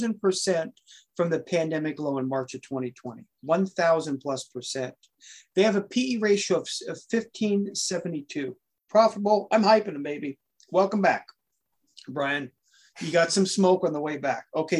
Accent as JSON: {"language": "English", "region": "Oregon", "country": "United States", "moved": "yes", "said": "I'm actually from the Beaver State"}